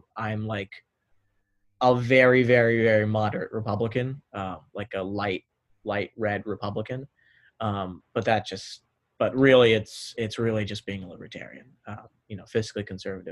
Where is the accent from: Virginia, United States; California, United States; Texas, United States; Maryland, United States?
Maryland, United States; North Potomac; I'm from North Potomac, Maryland, so that's about 30 minutes away from Georgetown in Maryland suburbs of DC